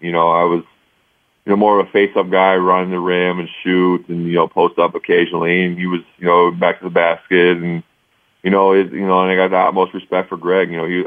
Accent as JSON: {"language": "English", "region": "Ohio", "country": "United States", "tie": "born or raised there", "said": "play in Ohio State in my hometown"}